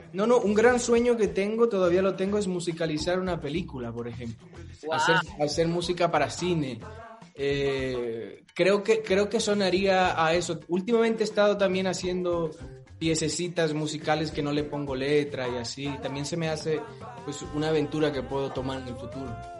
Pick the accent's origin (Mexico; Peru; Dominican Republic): Dominican Republic; moved away; yo soy caribeño, soy de Dominicana